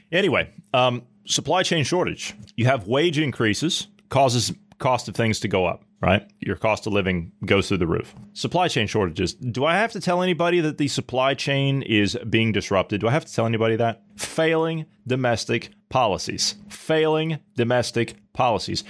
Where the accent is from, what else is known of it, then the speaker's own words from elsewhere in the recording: United States; I'm an American one hundred and ten percent all the way